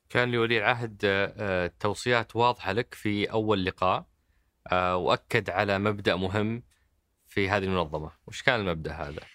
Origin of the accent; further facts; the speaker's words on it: Saudi Arabia; انا كسعودي